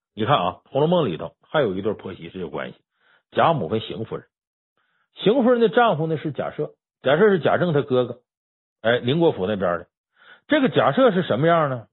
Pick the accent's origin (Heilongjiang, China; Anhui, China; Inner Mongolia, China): Heilongjiang, China; 我是黑龙江人